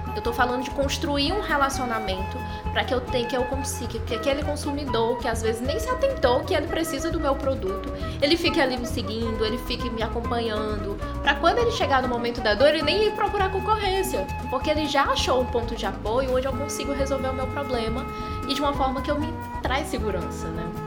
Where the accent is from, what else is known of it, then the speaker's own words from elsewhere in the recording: Ceará, Brazil; a colmeia saiu só da terra aqui do Ceará, somos cearenses por natureza